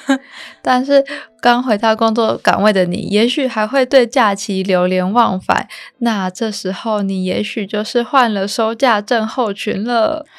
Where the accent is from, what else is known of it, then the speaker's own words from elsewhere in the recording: Taipei, Taiwan; 我都是台北人，然后也住家里